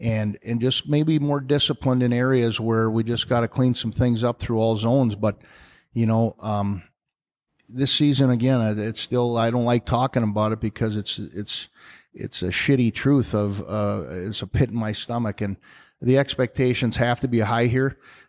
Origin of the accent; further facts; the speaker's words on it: St. Paul, Minnesota, United States; now in Wisconsin, United States; I always say I'm from the East Side of St. Paul, which is a city in the state of Minnesota, but I'm always a Badger, man, and I love Wisconsin